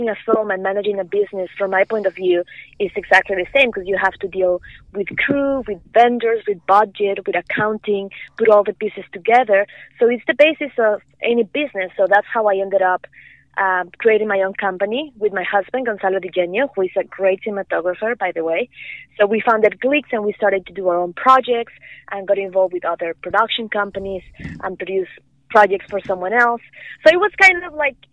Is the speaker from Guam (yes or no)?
no; Morelia, Michoacán, Mexico; moved away as an adult; also born or lived in Vancouver, Canada; now in Los Angeles, United States; I was born and raised in Mexico